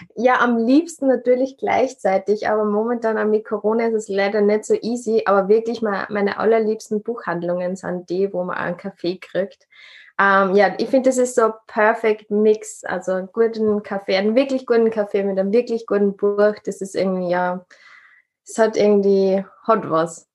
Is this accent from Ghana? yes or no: no; Upper Austria, Austria; now in Vienna, Austria; ursprünglich ähm, bin ich in Oberösterreich geboren, wohne in Wien